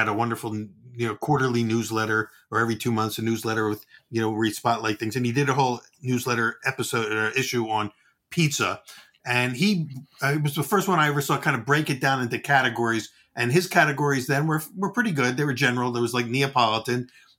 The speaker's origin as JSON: {"language": "English", "region": "New York", "country": "United States", "said": "because I'm from New York and I do what I want to do."}